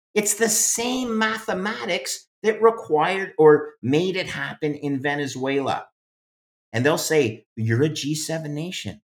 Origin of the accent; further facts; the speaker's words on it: Canada; I'm English Canadian